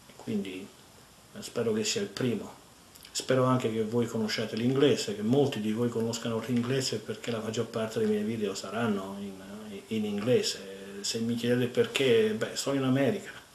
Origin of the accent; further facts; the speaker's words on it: Italy; moved away as an adult; now in San Antonio, United States; della mia terra natia